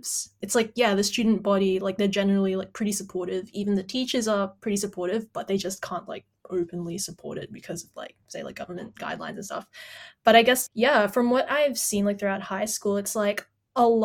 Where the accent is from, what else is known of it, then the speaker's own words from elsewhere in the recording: Philippines; now in Australia; I come from the Philippines